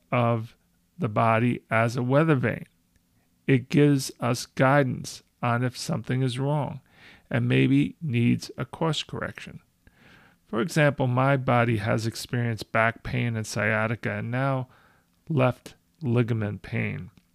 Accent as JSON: {"language": "English", "country": "United States", "said": "I present as an American of Italian heritage."}